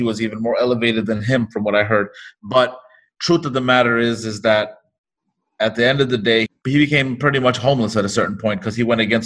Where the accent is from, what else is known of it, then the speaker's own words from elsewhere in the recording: New York, United States; we come from New York City, from a hip hop culture